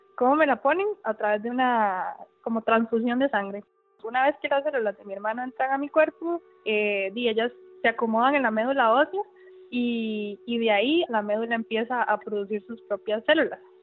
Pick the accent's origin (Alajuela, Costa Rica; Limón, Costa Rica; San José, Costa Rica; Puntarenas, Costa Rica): San José, Costa Rica; Tibás; soy de Tibás, fui a Levi's, a la clínica de Tibás